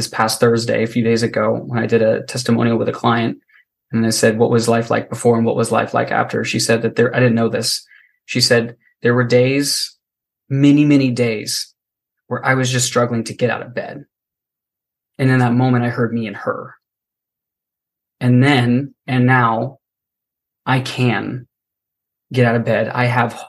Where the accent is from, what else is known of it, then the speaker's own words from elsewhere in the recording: Florida, United States; I was born and raised in Florida. It is hot as fuck here